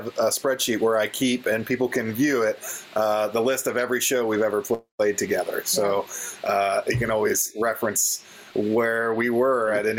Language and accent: English; northern Kentucky, United States; I grew up here in northern Kentucky, where we're calling you from. Yeah, it's basically a suburb of Cincinnati.